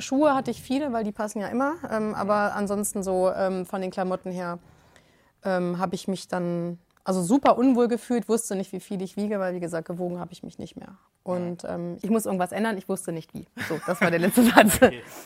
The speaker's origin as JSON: {"language": "German", "town": "Hanover", "region": "Lower Saxony", "country": "Germany", "said": "ich komme aus Hannover."}